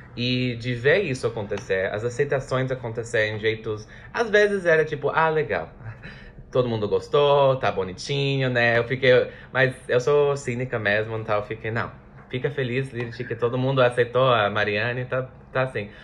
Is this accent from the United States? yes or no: yes; United States; Portuguese is a second language; now in Brazil; Eu sou dos Estados Unidos